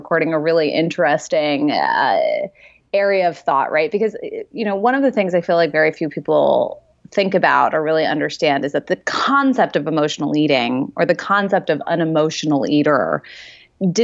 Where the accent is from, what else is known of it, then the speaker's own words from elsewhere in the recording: New York, United States; I'm from New York